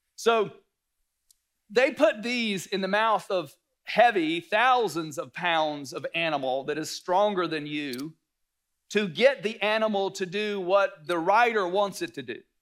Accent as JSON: {"language": "English", "region": "North Carolina", "country": "United States", "tie": "born or raised there", "said": "I grew up in the South, North Carolina."}